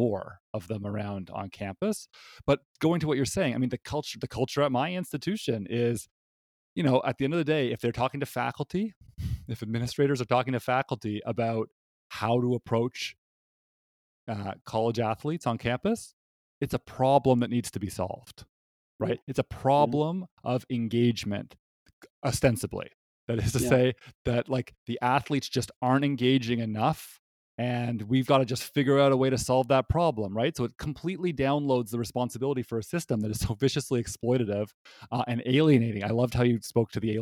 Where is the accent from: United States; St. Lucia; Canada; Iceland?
Canada; moved away; I'm from Canada.